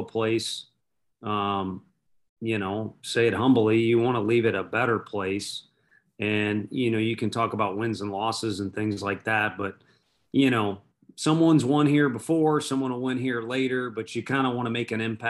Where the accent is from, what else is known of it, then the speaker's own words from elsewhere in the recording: St. Louis, Missouri, United States; I'm from St. Louis. I grew up in North County there